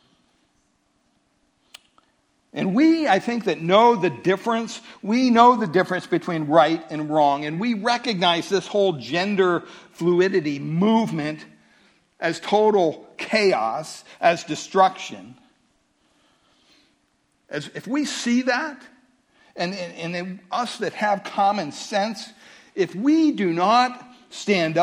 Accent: California, United States; I'm from California

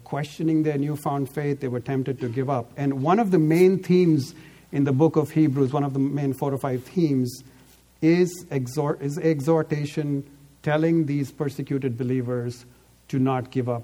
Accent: Delhi, India; now in Bay Area, United States; I grew up in Delhi, so I know. I live now in the Bay Area

